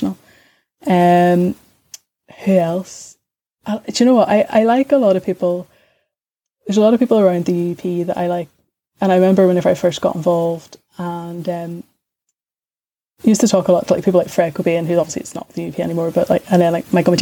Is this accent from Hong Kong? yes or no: no; Belfast, Northern Ireland, United Kingdom; whenever I was growing up in East Belfast